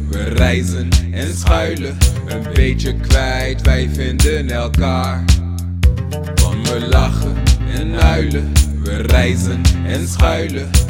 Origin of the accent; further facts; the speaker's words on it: Syria; Dutch is a second language; moved away as an adult; now in Netherlands; Syrië, mijn moederland, vertrokken met één tas. Nu ben ik in Nederland